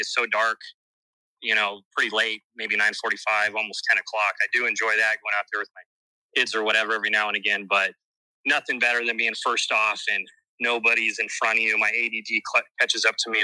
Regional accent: Southern California, United States; I grew up in Southern California

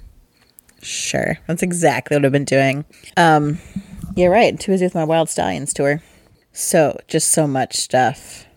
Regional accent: Midwest, United States; we're from the Midwest

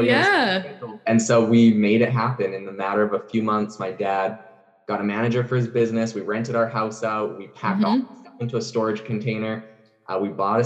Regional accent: Vancouver Island, British Columbia, Canada; I'm actually originally from Vancouver Island in Canada

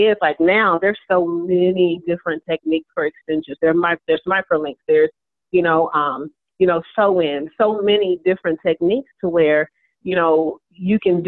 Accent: Dallas, Texas, United States; moved away as an adult; also born or lived in Birmingham; now in Louisville, United States; We pretty much grew up in Dallas, went to school in Dallas, but I graduated from, Cedar Hill High School

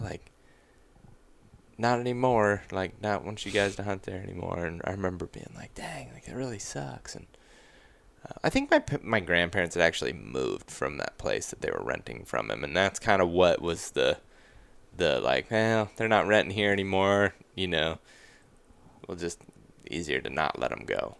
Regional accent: Western Ohio, United States; where I grew up in Western Ohio

